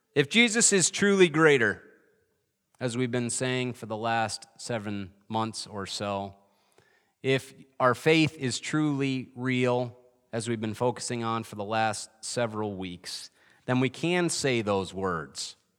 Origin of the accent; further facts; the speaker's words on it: Adirondacks, New York, United States; moved away; I grew up in the Adirondacks